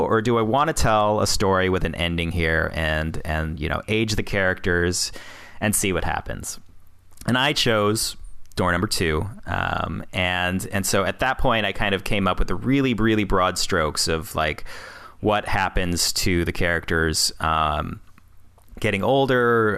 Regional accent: Peoria, Illinois, United States; moved away as an adult; I was living in Peoria, Illinois, my hometown-ish. Uh, sort of my hometown, anyway. I grew up there from, like, third grade till I was, uh, you know, twenty-five

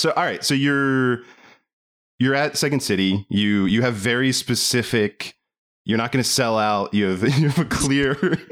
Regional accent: Baltimore, Maryland, United States; moved away as an adult; now in Los Angeles, United States; I'm from Baltimore. So there, I did the Baltimore scene. There was the Baltimore improv group and did some UCB stuff when I was on the East Coast. I'm in LA now

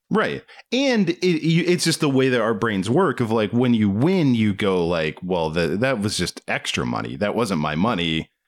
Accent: Waldorf, Maryland, United States; my hometown

